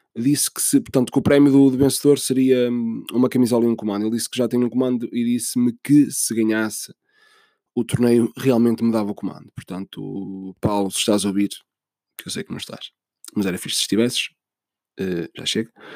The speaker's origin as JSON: {"language": "Portuguese", "country": "Portugal", "said": "sou português"}